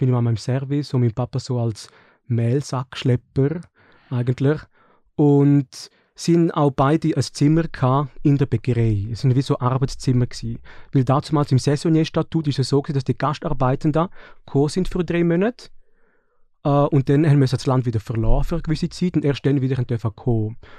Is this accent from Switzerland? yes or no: yes; Switzerland; bei den Schweizer und Schweizerinnen, wo ich aufgewachsen bin